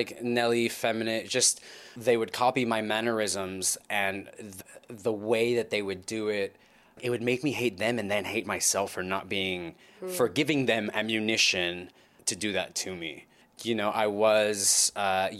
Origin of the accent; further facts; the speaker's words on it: Los Angeles, California, United States; I was born and raised in Los Angeles, just north of Los Angeles in the San Fernando Valley